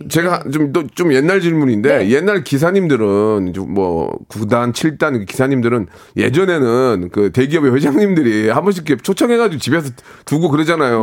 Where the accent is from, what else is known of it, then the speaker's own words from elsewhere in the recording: South Korea; 대한민국 사람으로서